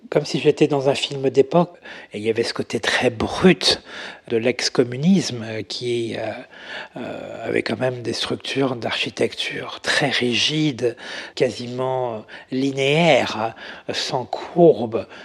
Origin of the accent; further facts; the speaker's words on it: Paris, Île-de-France, France; born there; retour aux sources, hein, parce que je suis né à, je suis né à Paris.